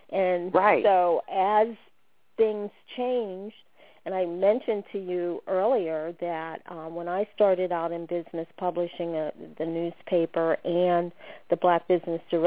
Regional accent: Pittsburgh, Pennsylvania, United States; moved away as an adult; also born or lived in Washington, D.C.; I grew up in Pittsburgh, Pennsylvania

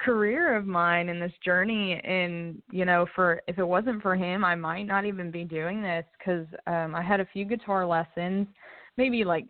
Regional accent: Lexington, Kentucky, United States; moved away as an adult; now in Nashville, United States; I was born and raised in Lexington, Kentucky.

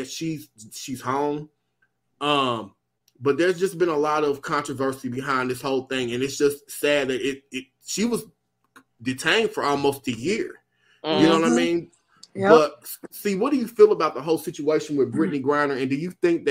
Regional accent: United States

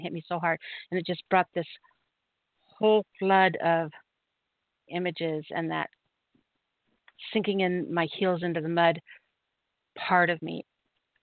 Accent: Oregon, United States; moved away as an adult; also born or lived in Utah; I was from Oregon, but we moved to Utah when I got married.

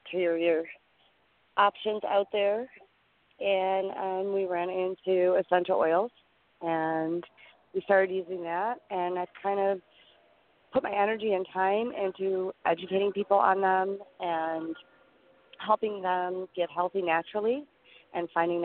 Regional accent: Detroit, Michigan, United States; I'm from Detroit.

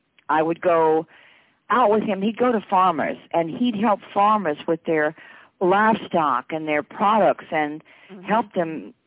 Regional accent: Mississippi, United States; I was born in Mississippi

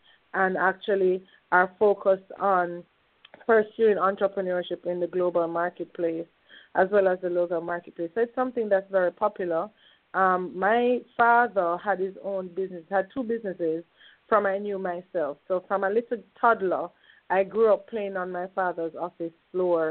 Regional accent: Jamaica; I am born and raised in Jamaica, West Indies, on the beautiful island of Jamaica, West Indies

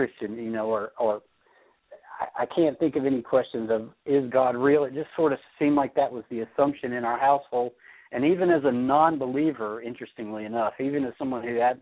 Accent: Crestview, Florida, United States; moved away as an adult; also born or lived in Atlanta; now in Kentucky, United States; I grew up in a small town in Florida called Crestview.

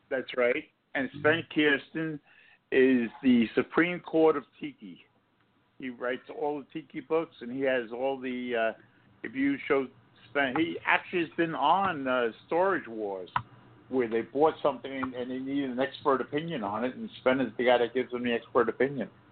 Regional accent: East Coast, United States; moved away; I'm from the East Coast

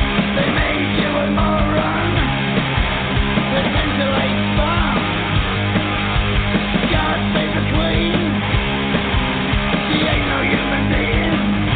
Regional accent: United States; I say that as an American

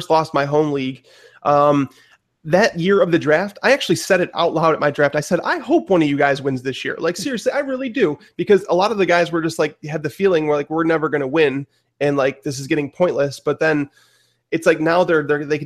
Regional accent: Chicago, Illinois, United States; where we're from Chicago

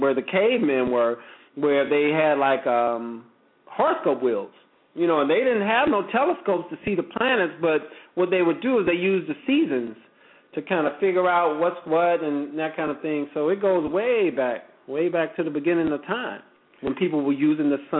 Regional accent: the South, United States; I'm from the South

